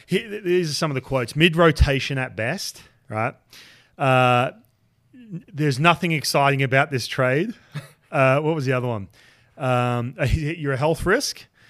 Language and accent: English; Australia; moved away; growing up in Australia